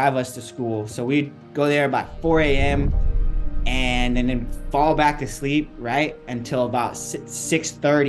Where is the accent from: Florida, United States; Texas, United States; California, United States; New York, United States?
California, United States; San Diego; I grew up in East County. So kind of away from all the beaches, grew up in a little community called Spring Valley